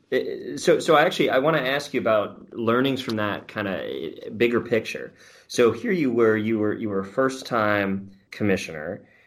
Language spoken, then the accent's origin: English; New York, United States; as a fellow New Yorker